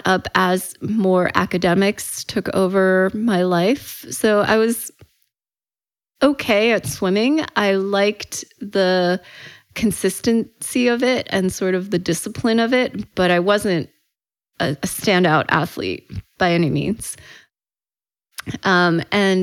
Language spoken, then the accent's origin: English; Frederick, Maryland, United States; English is a second language; also born or lived in Shanghai, China / Boston; My family settled on the East Coast in Frederick, Maryland. So that's where I grew up